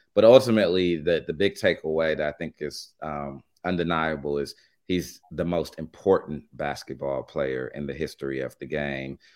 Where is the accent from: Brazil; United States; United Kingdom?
United States; Los Angeles, California; I'm from Los Angeles, born and raised